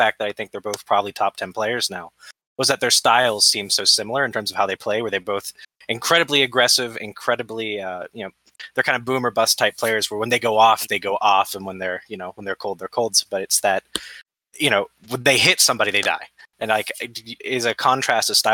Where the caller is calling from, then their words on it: Central West Virginia, United States; I am calling in from West Virginia, Central WV.